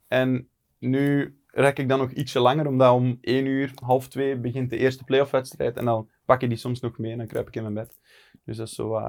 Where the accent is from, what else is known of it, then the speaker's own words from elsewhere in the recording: Ernegem, Flanders, Belgium; als West-Vlaming in Limburg kun je niet snel praten.